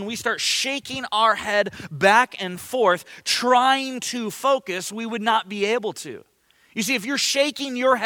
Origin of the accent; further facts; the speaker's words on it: Ventura, California, United States; moved away; I grew up surfing. I grew up in Ventura